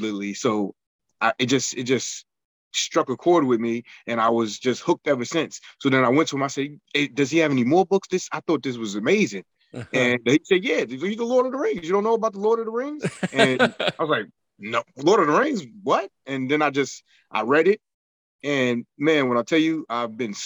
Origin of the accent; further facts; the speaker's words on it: New York, United States; I'm very much from New York. I have my slang that I speak, or accent also